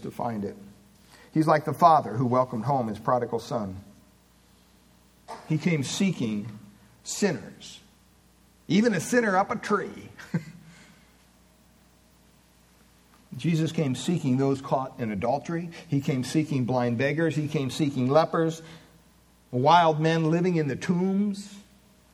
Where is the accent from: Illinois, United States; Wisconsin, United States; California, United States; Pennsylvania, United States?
Pennsylvania, United States; Williamsport; I was born in Williamsport, Pennsylvania in 1960, May 25th